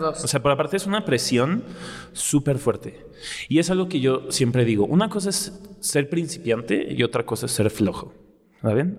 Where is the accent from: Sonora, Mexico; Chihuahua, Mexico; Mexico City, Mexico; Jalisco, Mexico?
Mexico City, Mexico; soy de aquí, soy chilango